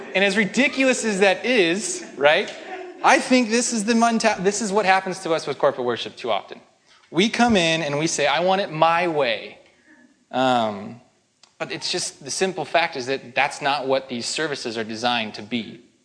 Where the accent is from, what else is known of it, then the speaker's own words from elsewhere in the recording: Spokane, Washington, United States; moved away; I'm from Spokane